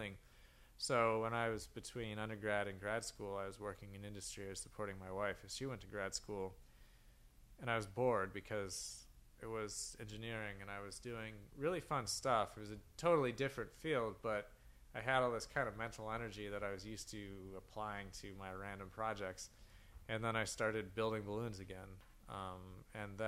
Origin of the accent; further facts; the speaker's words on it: New Mexico, United States; moved away; Grew up in a small town in New Mexico